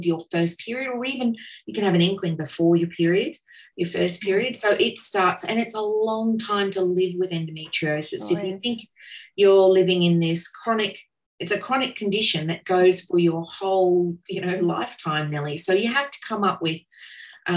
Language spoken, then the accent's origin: English; Cairns, Queensland, Australia; I grew up in Cairns